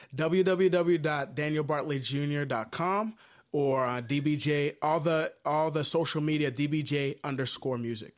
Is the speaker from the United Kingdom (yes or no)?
no; Haiti; moved away; I'm originally from Haiti